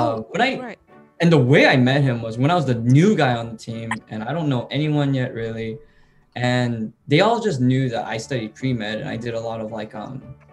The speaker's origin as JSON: {"language": "English", "country": "United States", "moved": "yes", "said": "I'm from the States"}